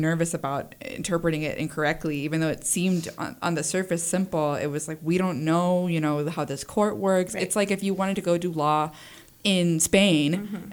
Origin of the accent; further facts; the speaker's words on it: Central Texas, United States; I'm from Central Texas and my family is very conservative